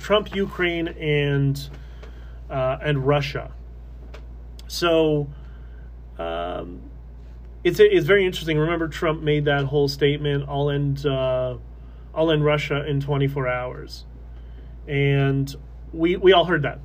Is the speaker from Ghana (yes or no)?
no; Canada; I'm just Canadian. That that's it. I am Canadian first